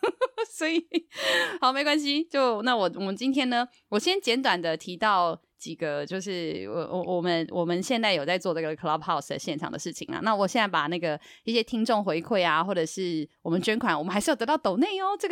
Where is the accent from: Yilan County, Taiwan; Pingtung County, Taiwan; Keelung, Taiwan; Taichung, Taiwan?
Yilan County, Taiwan; 可我后来拿到的是我宜兰人那一款啦